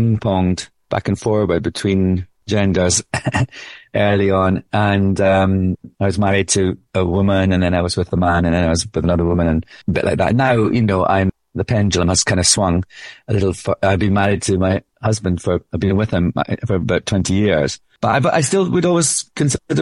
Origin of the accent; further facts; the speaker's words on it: Scotland, United Kingdom; accent: Scottish